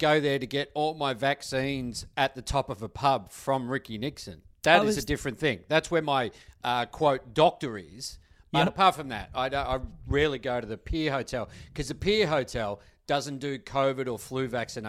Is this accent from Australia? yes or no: yes; Tasmania, Australia; As he's spinning around, but I'm from Tasmania.